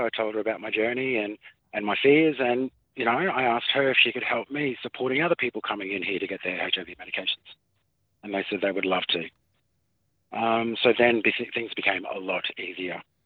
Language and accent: English; Townsville, Queensland, Australia; now in Cherbourg, Australia; I was born in Townsville